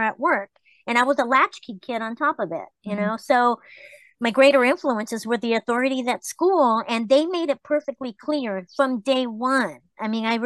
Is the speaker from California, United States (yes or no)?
yes; Los Angeles, California, United States; also born or lived in Tijuana, Mexico; I grew up in the East LA projects